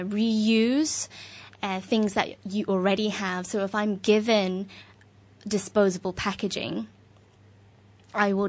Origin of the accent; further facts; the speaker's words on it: London, United Kingdom; moved away as an adult; now in Hong Kong; I'm originally from London. I've been living in Hong Kong for almost 5 years now